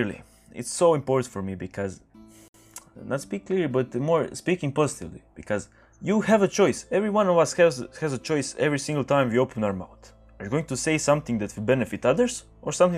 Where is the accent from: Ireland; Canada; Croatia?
Croatia; English is a second language; I'm speaking English right now. I'm Croatian